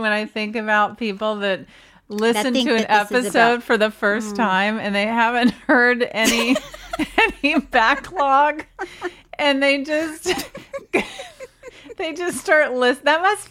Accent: Mississippi, United States; I'm from Mississippi.

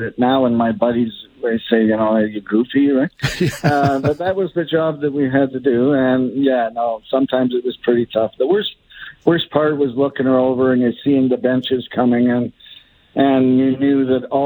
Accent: Calgary, Alberta, Canada; moved away; also born or lived in Toronto; I was from Calgary. And we moved back west

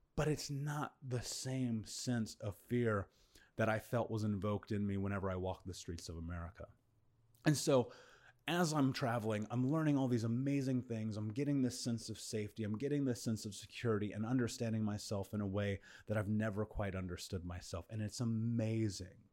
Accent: Indiana, United States; moved away as an adult; now in Bali, Indonesia; I come from a very bad neighborhood in Indiana where many of my friends were arrested, many of my friends have been murdered

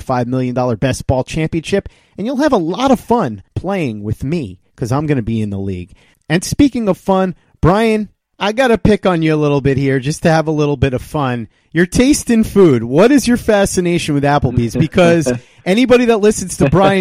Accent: New York, United States; I'm a New Yorker

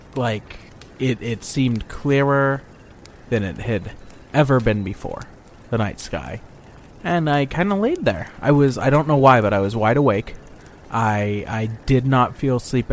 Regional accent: Boise, Idaho, United States; I'm from Boise, Idaho.

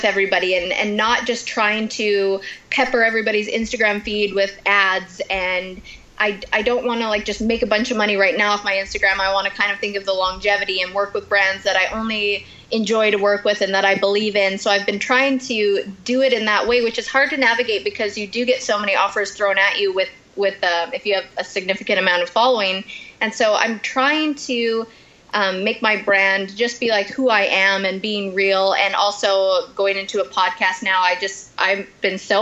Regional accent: Canada; I'm Canadian

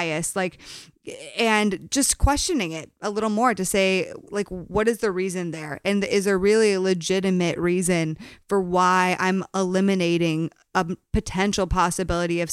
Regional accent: Connecticut, United States; I grew up in Connecticut

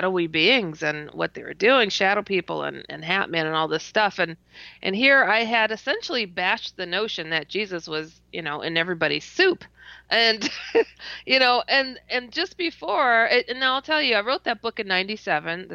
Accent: Wisconsin, United States; also born or lived in Iowa; I'm from Wisconsin

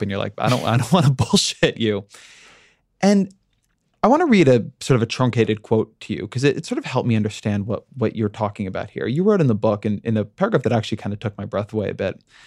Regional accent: Orange County, California, United States; I come from Orange County

